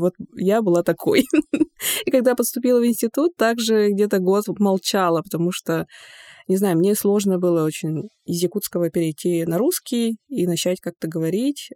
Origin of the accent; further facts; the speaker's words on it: Yakutia, Sakha Republic, Russia; Russian is a second language; у себя на родине